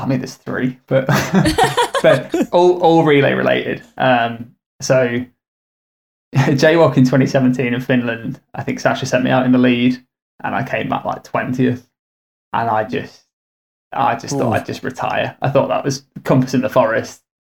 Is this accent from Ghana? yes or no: no; United Kingdom; growing up in the Midlands